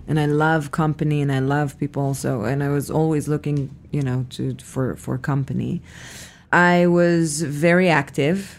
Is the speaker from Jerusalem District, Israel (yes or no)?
no; Petah Tikva, Central District, Israel; moved away as an adult; I was born in Israel, in a city called Petah Tikva